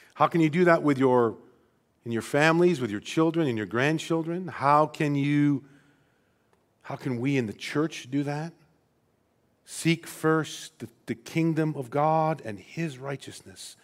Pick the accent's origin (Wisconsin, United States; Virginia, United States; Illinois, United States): Illinois, United States; Rockford; born and raised in Rockford, Illinois